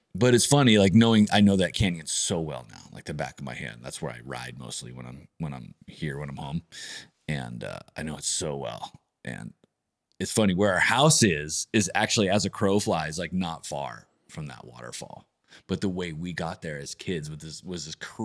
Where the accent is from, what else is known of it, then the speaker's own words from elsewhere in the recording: San Diego, California, United States; I grew up in Mira Mesa.